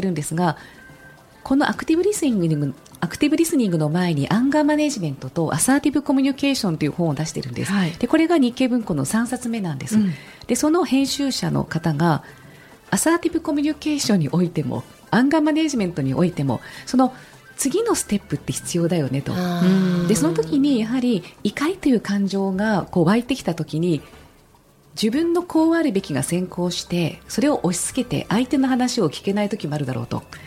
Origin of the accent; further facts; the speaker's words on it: Yokohama, Kanagawa, Japan; 横浜で育ったので